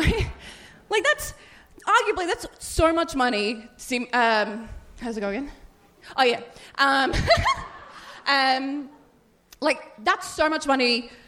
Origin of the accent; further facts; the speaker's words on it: Melbourne, Victoria, Australia; born there; Yeah, roundabout. I was born in Melbourne.